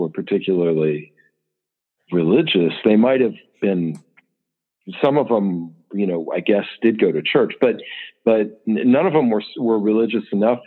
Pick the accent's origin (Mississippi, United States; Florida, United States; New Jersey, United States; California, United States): California, United States; Los Angeles; I grew up in like a suburb of Los Angeles in the San Fernando Valley.